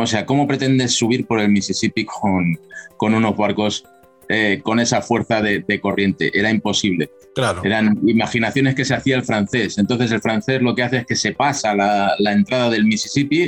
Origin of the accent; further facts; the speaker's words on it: Spain; moved away as an adult; now in San Antonio, United States; soy español, dentro de España.